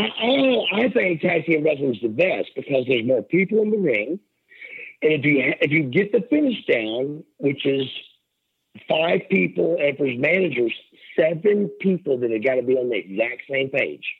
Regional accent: Atlanta, Georgia, United States; I got fired at Phillips Arena, bro, in my hometown

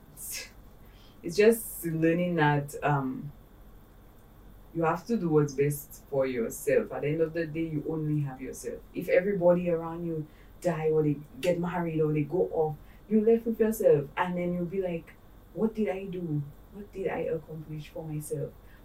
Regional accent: St. Lucia; And I'm Saint Lucian. I am from the Caribbean.

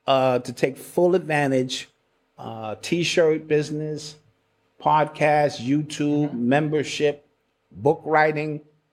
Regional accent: Brooklyn, New York, United States; You know, I'm from Brooklyn.

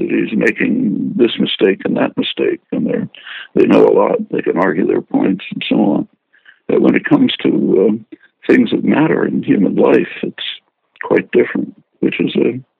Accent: Philadelphia, Pennsylvania, United States; I grew up in Philly

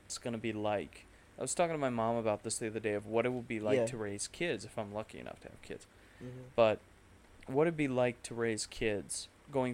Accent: United States; as an American

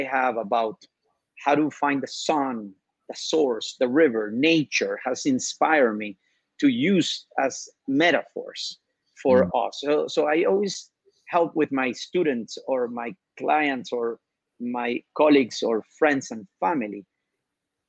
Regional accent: Venezuela; I'm from Venezuela

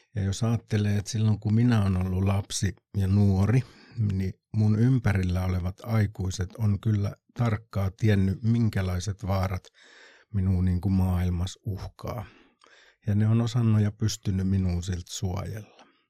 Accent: Kotka, Kymenlaakso, Finland; nyt kun Kotkasta ollaan

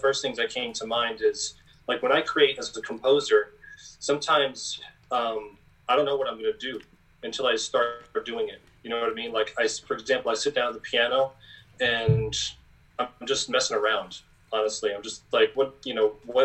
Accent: Long Island, New York, United States; growing up in Strong Island

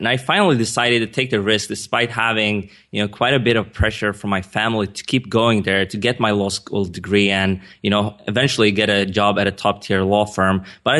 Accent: Sweden; English is a second language; I mean, as you can hear, I'm not a native English speaker. I was born and raised in Sweden. My dad is Iranian. My mom is Swedish.

